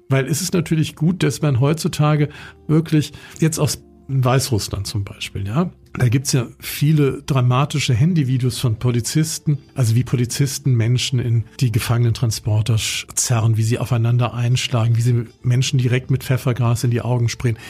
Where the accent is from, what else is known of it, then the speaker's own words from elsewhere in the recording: Bonn, North Rhine-Westphalia, Germany; also ich bin in Bonn aufgewachsen